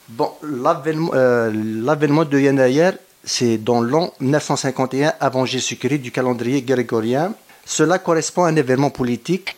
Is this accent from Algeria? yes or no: yes; Kabylie, Algeria; moved away; je suis algérien